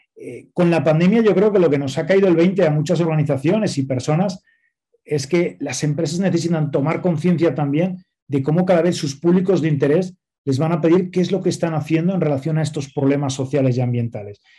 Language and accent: Spanish; Spain; moved away as an adult; now in Mexico; yo soy español, nací en España eh, ya hace 47 años